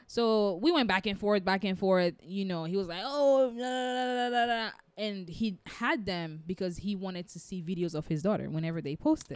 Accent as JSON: {"language": "English", "country": "United States", "said": "I'm African American"}